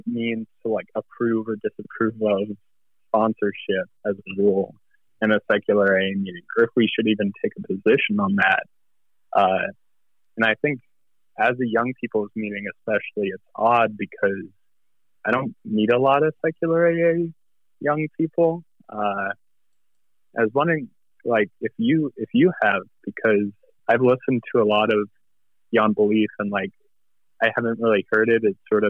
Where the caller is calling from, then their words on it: Austin, Texas, United States; Hi. I'm calling from Austin, Texas.